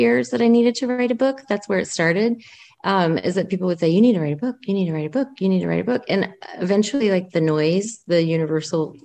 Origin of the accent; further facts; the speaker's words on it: Houston, Texas, United States; I'm originally from Houston.